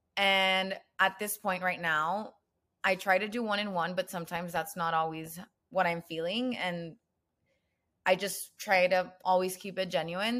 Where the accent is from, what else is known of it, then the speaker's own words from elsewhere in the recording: Nuevo Laredo, Tamaulipas, Mexico; moved away as an adult; also born or lived in Austin, Texas; I was born in Laredo, Texas, but I lived the majority of my life in Olaredo, Tamaulipas, which is across the border.